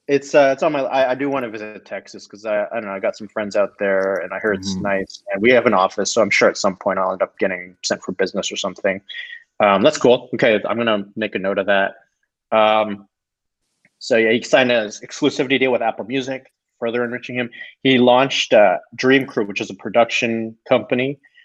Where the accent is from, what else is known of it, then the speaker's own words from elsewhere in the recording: Toronto, Ontario, Canada; moved away as an adult; also born or lived in Singapore; because I was from Toronto